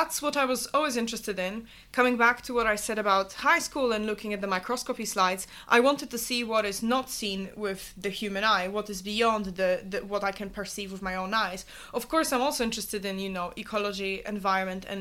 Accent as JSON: {"language": "English", "country": "Poland", "tie": "born or raised there", "also_born_or_lived": "Glasgow, Scotland / Melbourne, Australia", "moved": "as an adult", "lives_now": "Oxford, United Kingdom", "said": "I grew up and lived in Poland until I was 18, and I wanted to study abroad"}